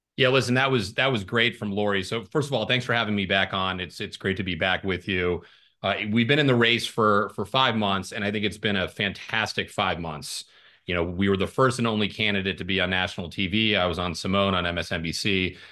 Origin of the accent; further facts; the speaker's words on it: Arizona's First Congressional District, United States; also born or lived in Ireland; I'm from the district. I was born in Ireland, but I moved here when I was four. I grew up here